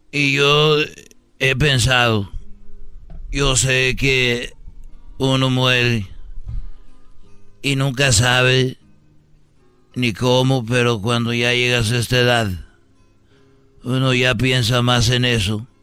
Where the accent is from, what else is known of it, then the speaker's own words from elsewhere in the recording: Zacatecas, Mexico; Voy a bajar a la tierra, queridos hermanos, porque soy de Zacatecas, el más rorro de todos los rorros.